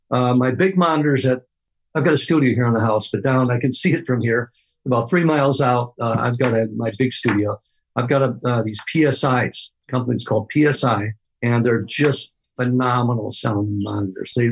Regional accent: Midwest, United States; I'm from the Midwest where you're just supposed to be happy with what you got.

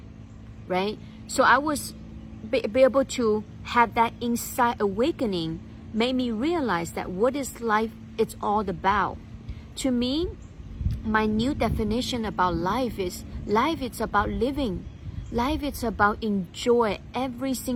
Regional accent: China; When I grew up in China

